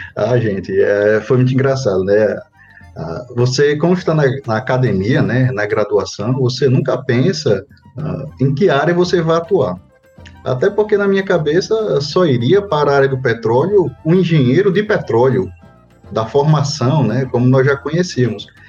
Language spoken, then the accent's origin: Portuguese; Natal, Rio Grande do Norte, Brazil; eu sou natural do Natal, Rio Grande do Norte, daqui, da nossa bem. terrinha.